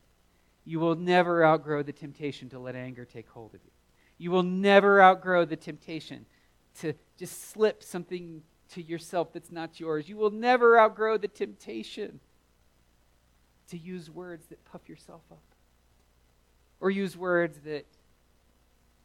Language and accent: English; the South, United States; growing up in the South